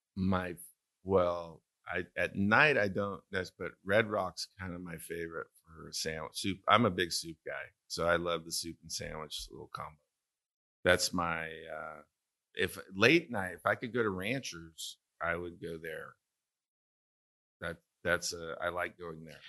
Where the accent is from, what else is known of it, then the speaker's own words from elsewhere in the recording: Santa Maria, California, United States; moved away; tri-tip, which is from my hometown